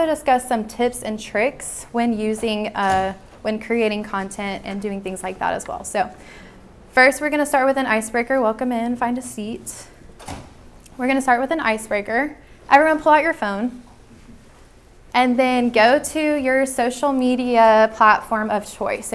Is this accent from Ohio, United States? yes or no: no; Nashville, Tennessee, United States; I'm from Nashville, Tennessee